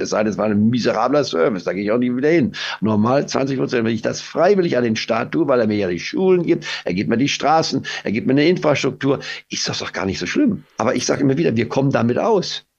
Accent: Goslar, Lower Saxony, Germany; also born or lived in Leipzig; now in Spain; obwohl ich in Leipzig geboren war, aber wir waren frühzeitig schon aus Leipzig weggegangen in den Harz und bin dann in Goslar am Harz

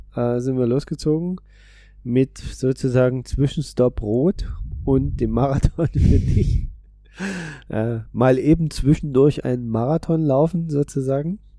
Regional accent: Berlin, Germany; bin als Berliner

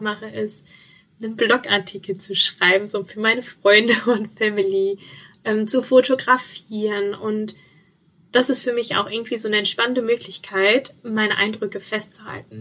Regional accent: Sauerland, North Rhine-Westphalia, Germany; moved away; ich komme ja ursprünglich aus dem Sauerland

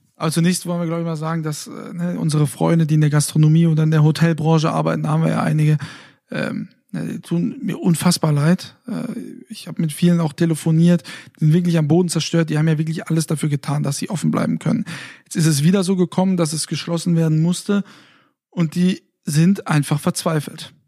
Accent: Fulda, Hesse, Germany; moved away; in meiner Heimatstadt

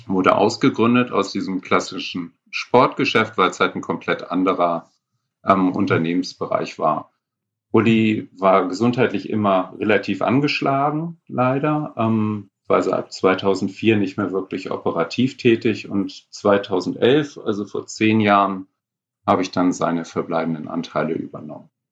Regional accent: Northern Germany, Germany; als Norddeutsche

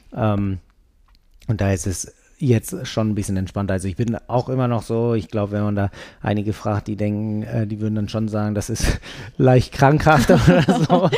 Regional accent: Berlin, Germany; now in Hamburg, Germany; ich komme aus Berlin

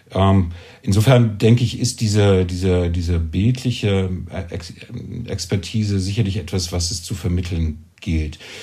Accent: East Germany, Germany; now in Zürich, Switzerland; ich bin in, eben aufgewachsen in Ostdeutschland.

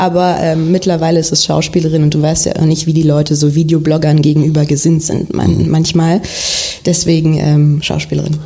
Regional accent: Berlin, Germany; geboren in Berlin auch und dann bis zum 16. Lebensjahr in Wilmersdorf gelebt

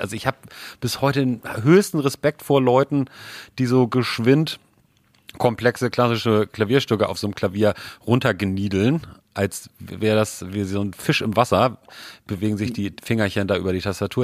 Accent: Hamburg, Germany; wir sind ja beide in Hamburg aufgewachsen

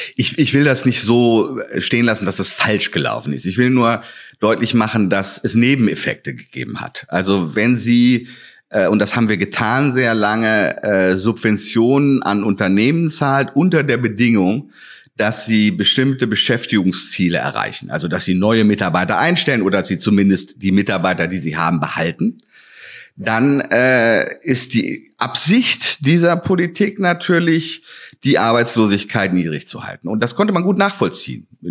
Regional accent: West Germany, Germany; now in Halle, Germany; dass ich ja ein Wessi bin und nicht hier ähm, aufgewachsen

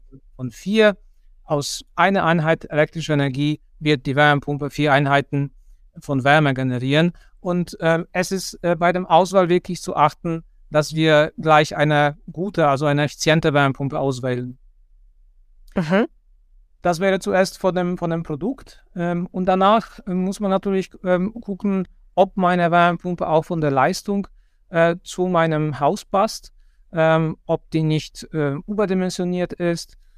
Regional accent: Poland; moved away as an adult; also born or lived in Kassel, Germany; now in Germany; ich komme ursprünglich aus Polen und dort habe ich Ingenieurbauwesen studiert.

